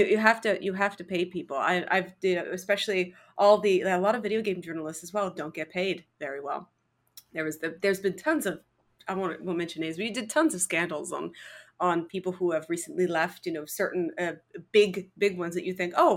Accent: Canada; I'm from Canada. We die from exposure here.

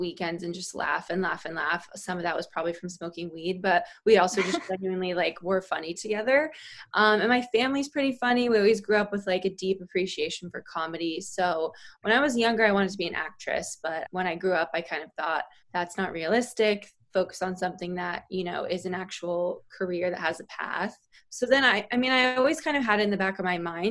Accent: Connecticut, United States; moved away as an adult; also born or lived in Boston; now in New York City, United States; I am from Connecticut originally

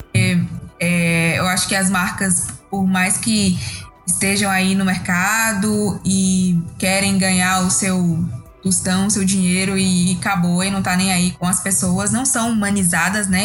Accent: Bahia, Brazil; sou aqui da Bahia

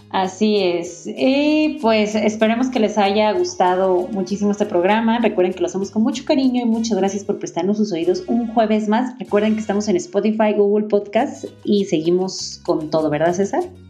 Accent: Guadalajara, Jalisco, Mexico; soy de Guadalajara

